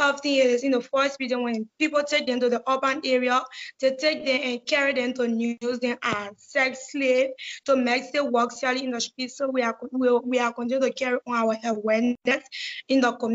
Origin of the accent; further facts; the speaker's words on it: Liberia; I'm 16 years of age. I'm from Liberia